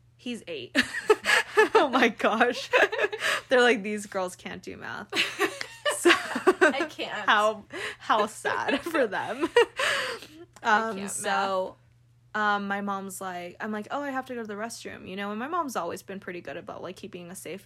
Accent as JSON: {"language": "English", "region": "California", "country": "United States", "moved": "yes", "lives_now": "Salt Lake City, United States", "said": "I'm from California"}